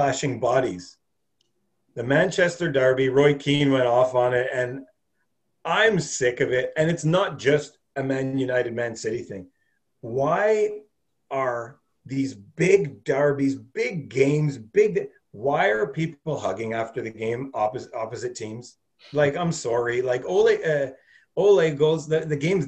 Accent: Canada; we're Canadian

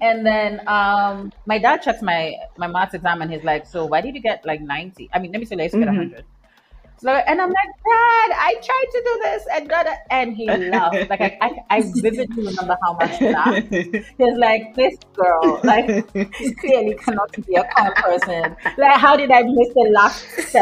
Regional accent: Kenya; I was born and raised in Kenya

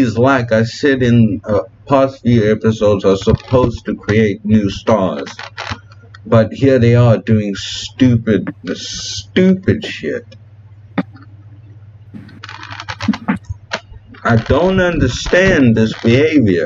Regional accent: Cape Town, Western Cape, South Africa; my hometown, which is Fishhook in Cape Town

